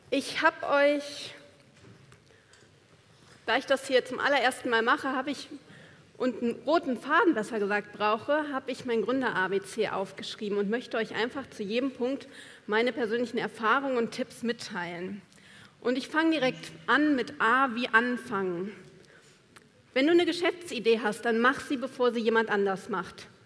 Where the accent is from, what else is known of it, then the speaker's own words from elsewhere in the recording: Buenos Aires, Argentina; Und dann komme ich, eine Studentin aus Buenos Aires, und launch das Ding.